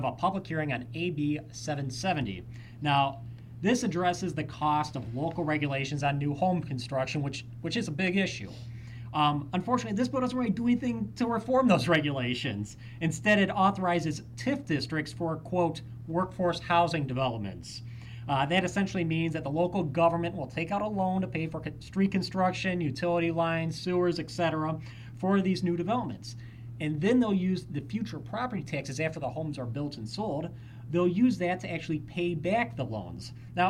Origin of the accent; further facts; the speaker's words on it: Illinois, United States; I come from New York or, Illinois.